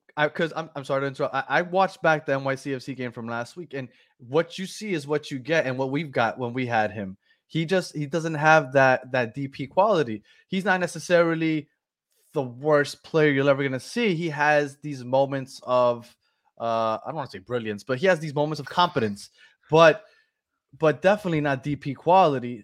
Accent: New York City, New York, United States; now in Miami, United States; I'm originally from New York. I'm from Brooklyn.

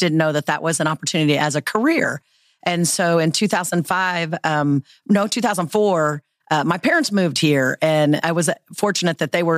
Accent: Dodge City, Kansas, United States; I am originally from Dodge City, Kansas, and I was fortunate to live in a town that was tourism.

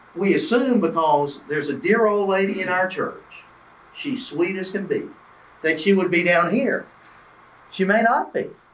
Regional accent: Albany, Georgia, United States; now in Tennessee, United States; I grew up here in Georgia, grew up in Southwest Georgia in Albany

